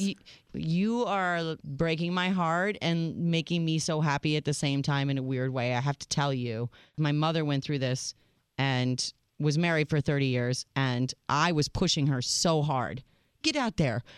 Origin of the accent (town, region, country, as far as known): United States